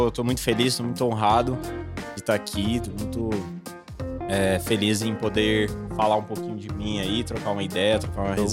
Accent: Osasco, São Paulo, Brazil; Sou de Osasco. É, vim aí de uma família

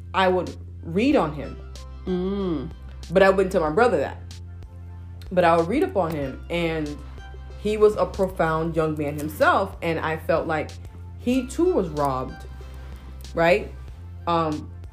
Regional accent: Nigeria; I'm Nigerian

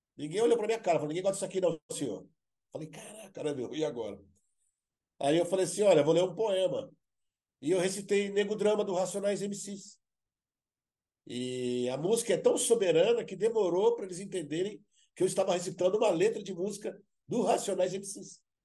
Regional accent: Brazil; eu sou brasileiro

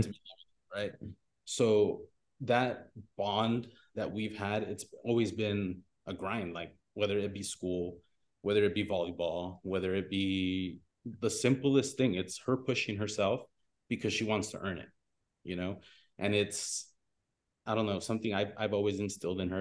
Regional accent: Pico Rivera, California, United States; I grew up in Pico Rivera

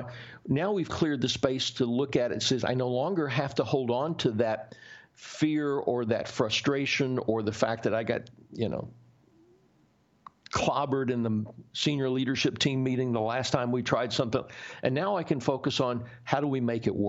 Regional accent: the South, United States; I grew up in the South. I grew up in the Bible Belt

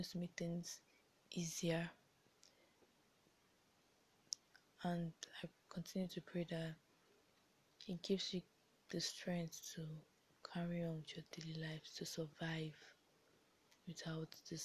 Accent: Nigeria; being a Nigerian and living in Nigeria

